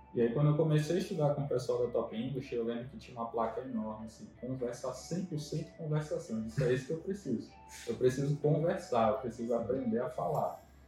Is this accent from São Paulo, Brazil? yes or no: no; Brasília, Federal District, Brazil; moved away as an adult; also born or lived in Maceió, Alagoas; now in São Luís, Brazil; mas eu sou de Brasília